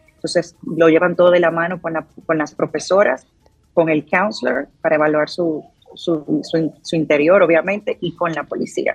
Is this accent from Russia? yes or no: no; Dominican Republic; now in United States; yo como dominicana